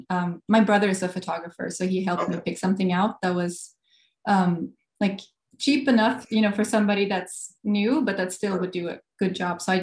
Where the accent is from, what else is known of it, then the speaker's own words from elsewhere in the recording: Gothenburg, Västra Götaland, Sweden; moved away as an adult; Uh, Sweden, Gothenburg, Sweden.